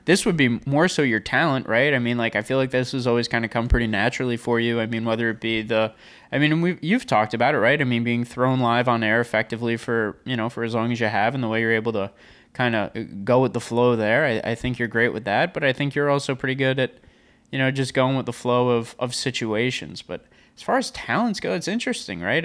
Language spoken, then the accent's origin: English; Long Island, New York, United States; I am from Long Island, so I kinda grew up on, on the beach a bit